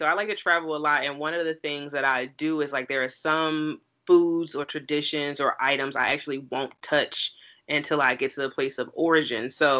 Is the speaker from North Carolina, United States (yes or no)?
no; Newark, New Jersey, United States; also born or lived in Washington, D.C.; born and raised in Newark, New Jersey, you know, went to public school. And then I went to North Star, which is now Uncommon, when I was in the fifth grade. So I was there from 5th to 12th.